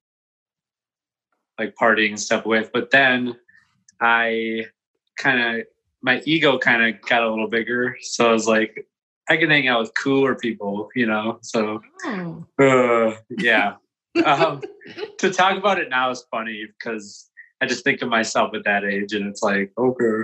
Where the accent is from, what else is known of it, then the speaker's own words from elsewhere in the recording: Saint Paul, Minnesota, United States; also born or lived in Maplewood, Minnesota; I'm born and raised in St. Paul, Minnesota, and I lived on the east side of St. Paul until about fourth grade. Then I moved to Maplewood